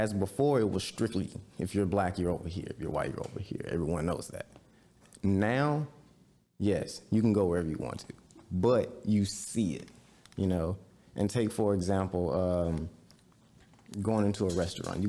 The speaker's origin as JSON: {"language": "English", "area": "Ruleville", "region": "Mississippi", "country": "United States", "tie": "born or raised there", "said": "my hometown of Ruble, for example. I'm from Ruble, Mississippi"}